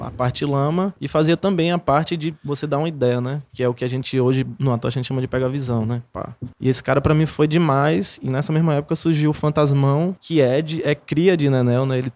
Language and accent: Portuguese; Paulo Afonso, Bahia, Brazil; now in Salvador, Brazil; Eu sou de Paulo Afonso, né?